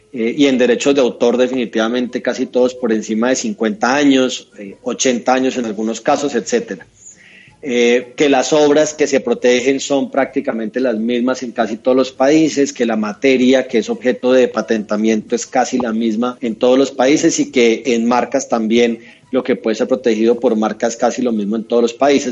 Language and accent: Spanish; Neiva, Huila, Colombia; moved away as an adult; also born or lived in Bogotá; yo soy un opita, yo soy nacido, nacido en Neiva, allá estudié mi, colegio y me fui para Bogotá